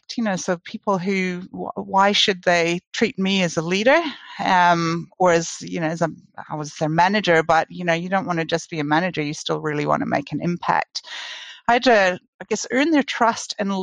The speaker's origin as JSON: {"language": "English", "country": "Canada", "moved": "as an adult", "lives_now": "New Zealand", "said": "I am Canadian, but I've spent most of my career in New Zealand"}